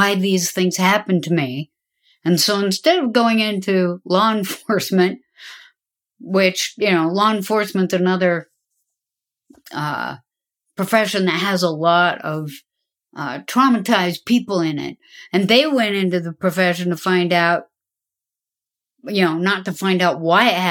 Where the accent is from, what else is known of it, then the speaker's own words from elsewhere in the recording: the West, United States; I grew up in the West. I'm a daughter of the Golden West.